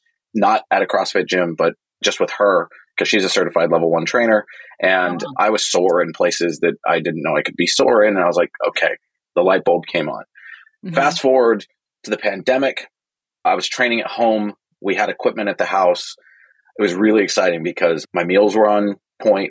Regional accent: Silicon Valley, the Bay Area, California, United States; I'm from Silicon Valley. I'm from the Bay Area

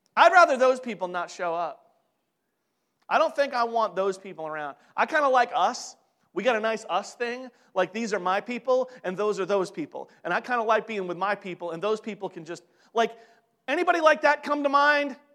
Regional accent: New York, United States; I'm from New York

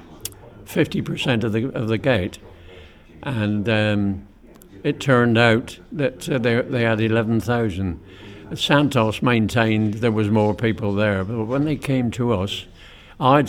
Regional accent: Plymouth, South West England, United Kingdom; I was born and brought up in Plymouth in 1926

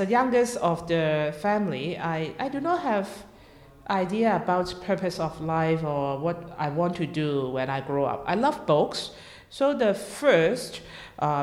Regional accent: Hong Kong; moved away as an adult; now in Melbourne, Australia; I was born in Hong Kong, and normal, original Hong Kong people, and grew up in a Christian family

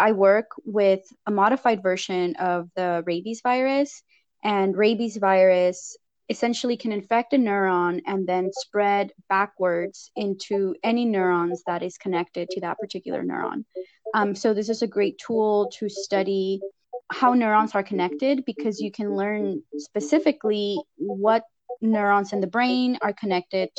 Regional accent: Lamont, California, United States; moved away as an adult; now in San Diego, United States; I grew up in Lamont, California, which is a very small community in the Central Valley

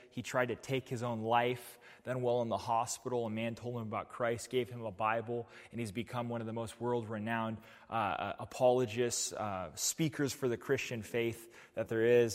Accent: New Mexico, United States; now in Portland, United States; I come from New Mexico. I come from a city that gets one point three six inches of rainfall each winter.

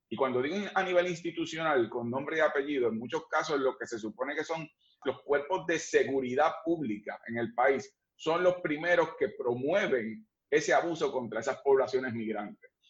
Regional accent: Puerto Rico; nosotros los que somos puertorriqueños

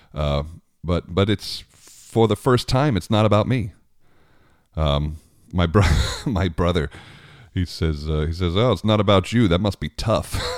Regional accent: Long Island, New York, United States; I grew up on Long Island

